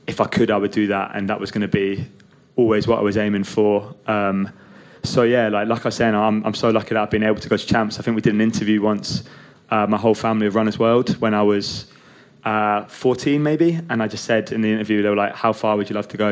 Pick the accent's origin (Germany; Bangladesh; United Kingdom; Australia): United Kingdom; Scotland; growing up in Scotland